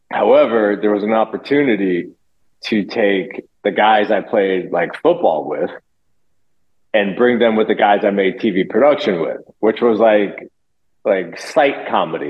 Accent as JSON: {"language": "English", "town": "Loxahatchee", "region": "Florida", "country": "United States", "tie": "born or raised there", "also_born_or_lived": "New Jersey", "said": "I was born in New Jersey, but I did all my growing up in Florida."}